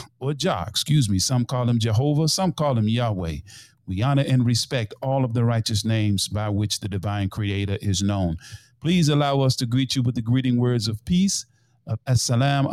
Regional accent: Memphis, Tennessee, United States; in my hometown of Memphis, Tennessee

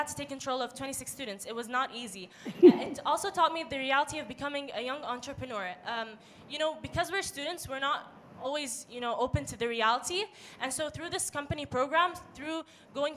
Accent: Dubai, United Arab Emirates; I was born in Dubai, but I am of Palestinian origin, and my nationality is Jordanian. I've been attending Dubai National School ever since I was young

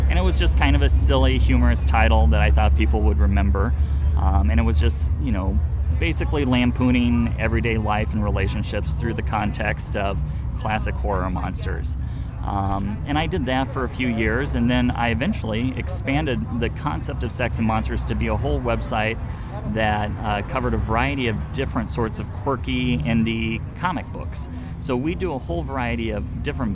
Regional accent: Iowa, United States; moved away as an adult; now in California, United States; I'm from Iowa originally

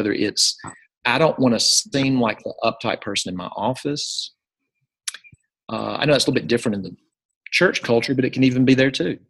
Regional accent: Jackson, Mississippi, United States; This is at First Presbyterian Day School in my hometown, Jackson, Mississippi

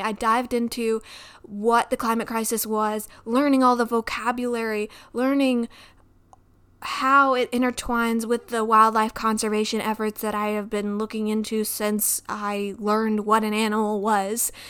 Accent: Midwest, United States; I grew up in the Midwest

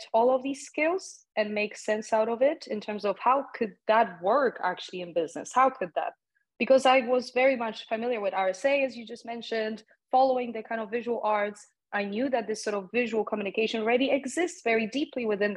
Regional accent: Poland; English is a second language; moved away; a young person growing up in Poland

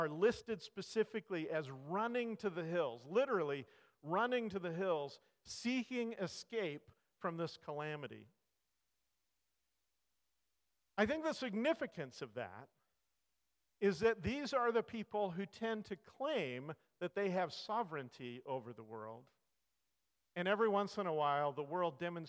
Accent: California, United States; I grew up in California. I grew up not that far from the fault line in California

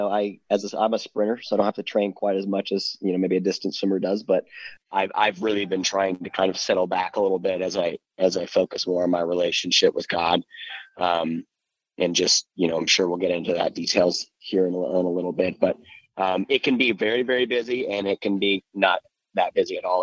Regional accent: Ohio, United States; also born or lived in South Carolina / Florida / Virginia / Arizona; now in Gallatin, United States; I lived mostly in Ohio throughout my childhood. I was born and raised in South. I was born in South Carolina.

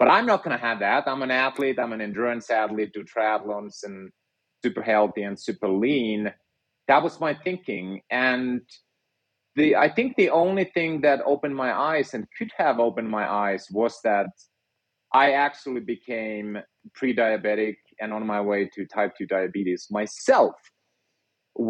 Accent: Finland; moved away; I grew up in Finland and was a physicist by training

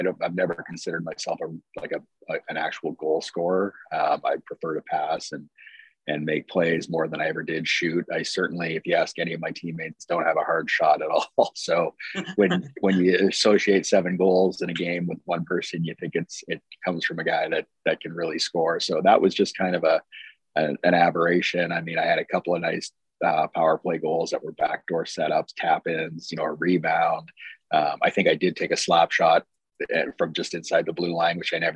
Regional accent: Brandon, Manitoba, Canada; now in Alaska, United States; growing up in Brandon from the time I could remember

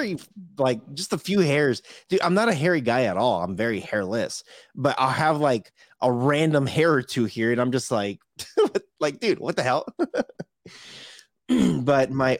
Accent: California, United States; I am from Cali.

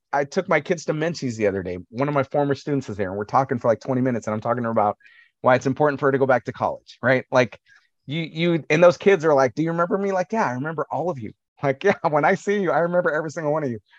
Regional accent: Fresno, California, United States; also born or lived in Selma, California; I'm born and raised in Fresno, California.

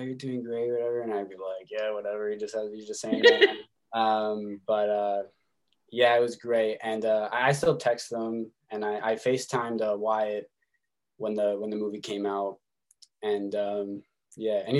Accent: Winnipeg, Manitoba, Canada; my hometown in Winnipeg

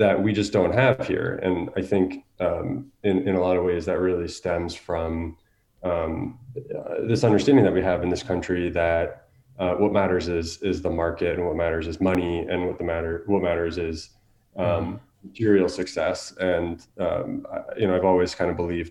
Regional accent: United States; growing up as an American

